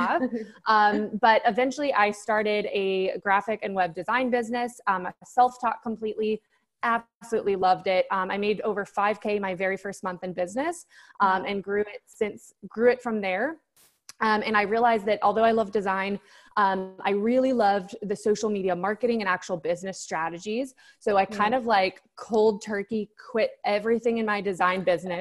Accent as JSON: {"language": "English", "country": "United States", "also_born_or_lived": "Thailand / Bali", "moved": "as an adult", "said": "I'm from America"}